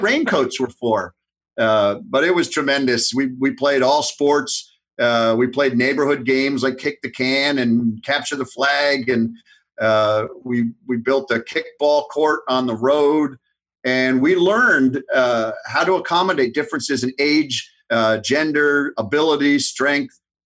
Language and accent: English; North Haven, Connecticut, United States; I grew up in North Haven, Connecticut, and I went to public school throughout